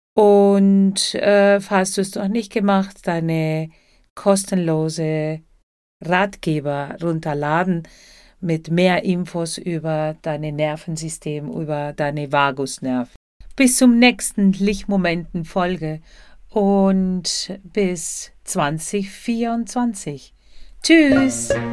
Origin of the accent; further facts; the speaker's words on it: Buenos Aires, Argentina; German is a second language; now in Germany; zuerst in Buenos Aires, Argentinien, da wo ich herkomme